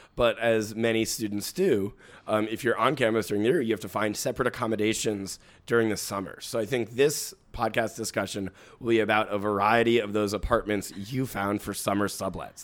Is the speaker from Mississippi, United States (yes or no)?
no; New York City, New York, United States; As a native New Yorker